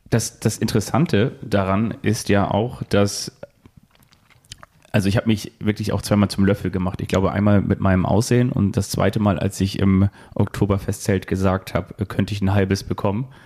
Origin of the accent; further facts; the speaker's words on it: Northern Germany, Germany; Auch, auch wenn man natürlich so als Norddeutscher immer so ein bisschen so aussieht